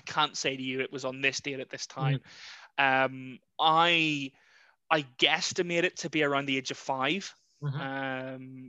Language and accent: English; Larne, Northern Ireland, United Kingdom; moved away as an adult; also born or lived in Carrickfergus / Guernsey; now in Ringwood, United Kingdom; I'm originally from Larne/Carrickfergus. Spent my childhood between the two towns, really, and lived there till just over 5 years ago.